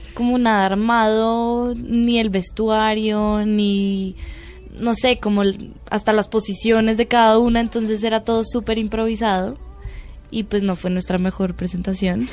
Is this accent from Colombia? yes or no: yes; Colombia; somos colombianas